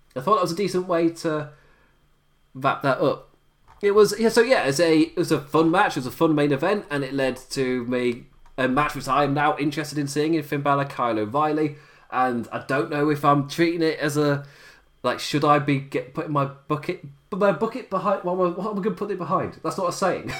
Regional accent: England, United Kingdom; I am being English and I operate on English time

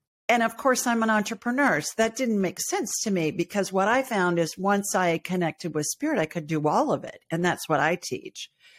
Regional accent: Ohio, United States; also born or lived in Los Angeles; I grew up in Ohio and lived in L.A. for a long time.

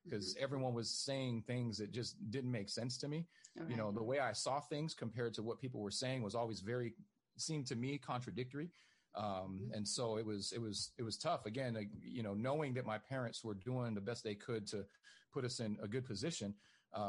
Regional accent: Inglewood, California, United States; I grew up in Inglewood, California

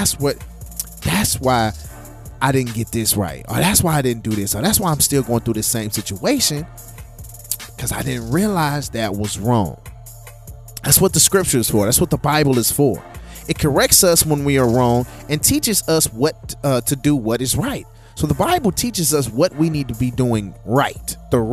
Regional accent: St. Louis, Missouri, United States; I'm from St. Louis

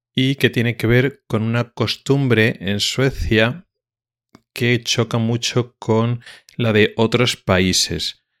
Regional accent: Spain; como español que soy

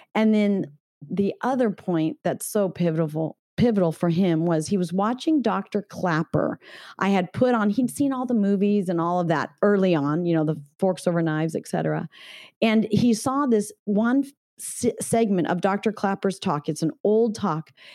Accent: Northern California, United States; I grew up in Northern California.

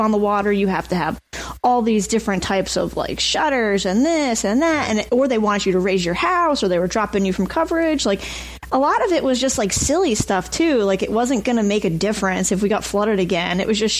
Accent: New Jersey, United States; Awesome. I mean, you know, we have the beach.

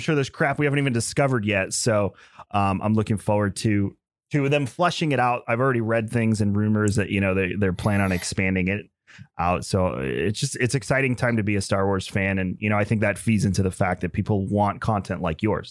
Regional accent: Long Island, New York, United States; now in Tampa, United States; where I'm originally from. I'm from Long Island

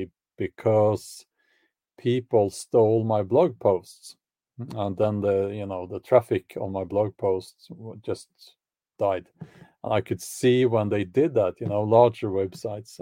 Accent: Oslo, Norway; I grew up actually in Oslo, the capital of Norway, but that was in the suburbs

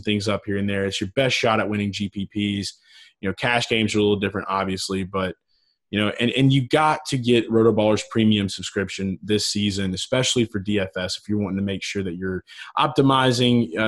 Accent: New Orleans, Louisiana, United States; I'm from New Orleans

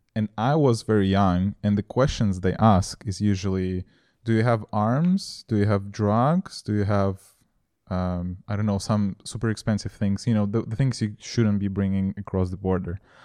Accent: Moldova; now in Prague, Czech Republic; I was born in Moldova

